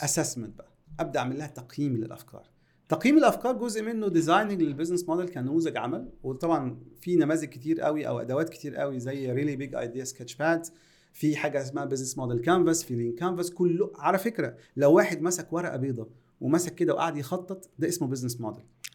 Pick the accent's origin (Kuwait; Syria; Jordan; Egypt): Egypt; عندنا في مصر